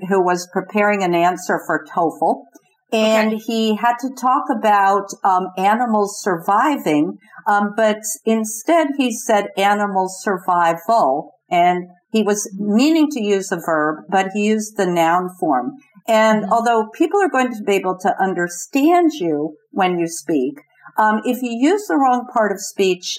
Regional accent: New Jersey, United States; now in Lexington, United States; I live in Lexington, Kentucky, although I'm originally from New Jersey

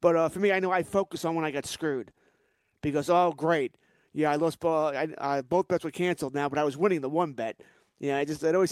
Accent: Long Island, New York, United States; growing up on Long Island back in the 70s and 80s

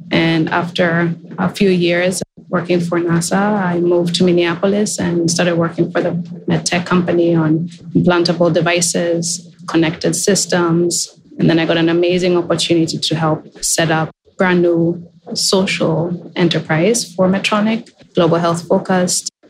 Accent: Kenya; moved away as an adult; now in United States; as a young girl, I grew up in Kenya

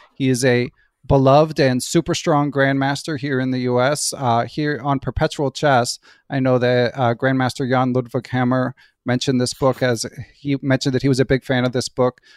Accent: Philadelphia, Pennsylvania, United States; I grew up in Philadelphia

